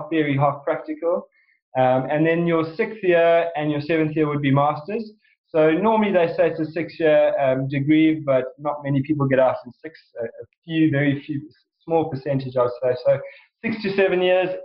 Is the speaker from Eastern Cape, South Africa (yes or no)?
yes; Port Elizabeth, Eastern Cape, South Africa; moved away as an adult; also born or lived in Durban, South Africa; now in Marlow, United Kingdom; We actually grew up in a little place called Port Elizabeth